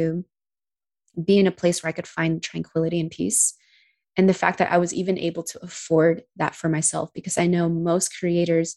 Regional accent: United States; being American

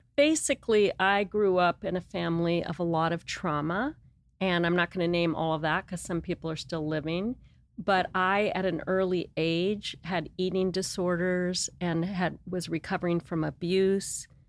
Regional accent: Los Angeles, California, United States; moved away as an adult; also born or lived in San Diego / Santa Barbara; now in Montecito, United States; I grew up in Los Angeles, West L A.

